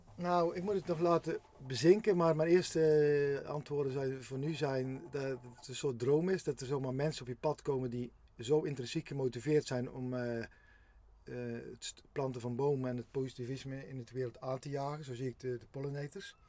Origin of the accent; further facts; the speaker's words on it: Geffen, North Brabant, Netherlands; op dit moment zijn we op de, eigenlijk kan ik zeggen, mijn geboortegrond. Heel bijzonder. Mijn vader en moeder hebben hier vroeger een boerderijtje gerund